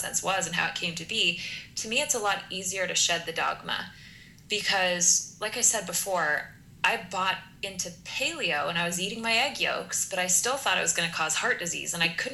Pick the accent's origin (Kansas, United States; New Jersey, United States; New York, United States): Kansas, United States; as a Kansas girl, I have a lot of experience with factory farms. So my entire youth driving across the state of Kansas